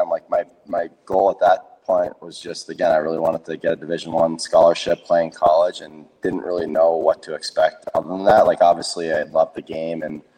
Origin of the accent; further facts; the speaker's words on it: New Jersey, United States; 15 of my closest friends that I grew up with in New Jersey